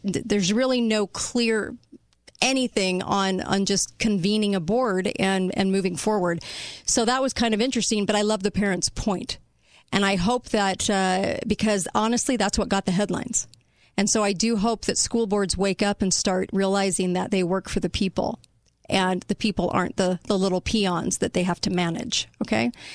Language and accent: English; California, United States; now in Utah, United States; I was raised in California